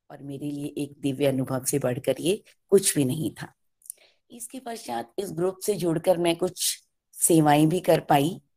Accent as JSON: {"language": "Hindi", "region": "Delhi", "country": "India", "said": "दिल्ली से हूँ"}